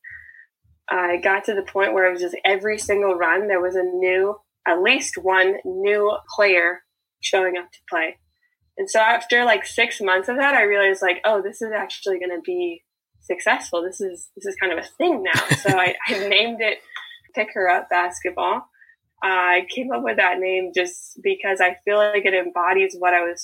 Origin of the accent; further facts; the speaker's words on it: Bay Area, California, United States; I'm from the Bay Area in California